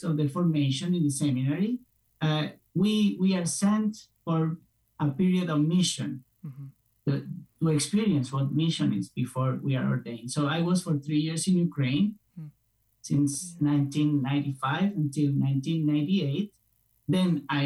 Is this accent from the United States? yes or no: no; Spain; moved away as an adult; I'm originally from Spain.